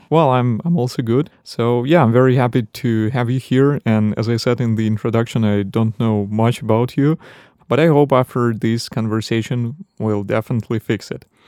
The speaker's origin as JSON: {"language": "English", "country": "Belarus", "moved": "yes", "lives_now": "Poland", "said": "I'm from Belarus, and uh, our winters are colder than here in Poland"}